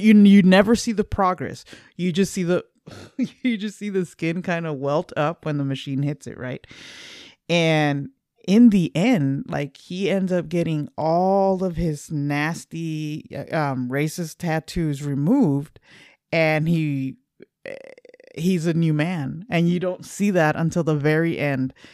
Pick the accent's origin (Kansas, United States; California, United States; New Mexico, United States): California, United States; Los Angeles; we're from L A.